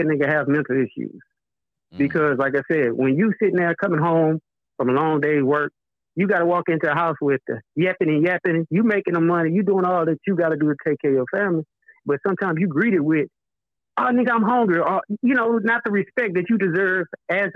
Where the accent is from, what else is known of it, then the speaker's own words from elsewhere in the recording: Beaumont, Texas, United States; I'm from Beaumont.